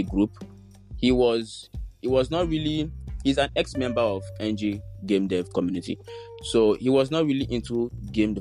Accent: Nigeria; as a Nigerian, like as a teenager

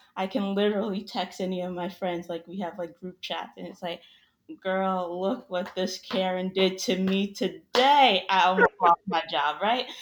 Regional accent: New York, United States; now in Florida, United States; I live in Florida now. I'm originally from New York

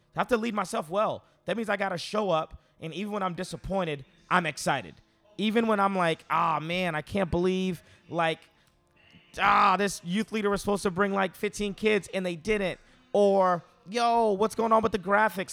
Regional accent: United States; I'm very American

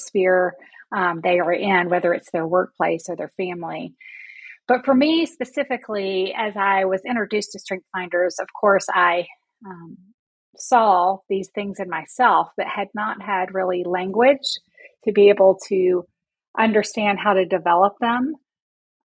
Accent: Durham, North Carolina, United States; also born or lived in Raleigh, North Carolina; I was born in Durham, and I've lived in North Carolina

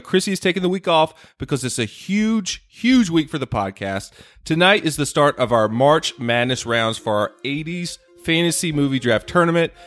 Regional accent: North Carolina, United States; my home state of North Carolina

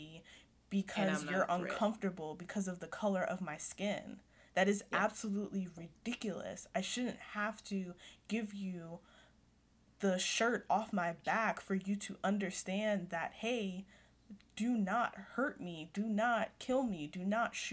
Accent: United States; I was born here

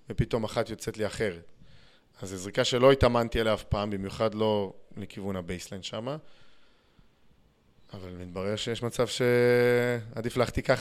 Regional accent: Ashdod, Southern District, Israel; במקור אני אשדודי, גדלתי בהפועל אשדוד

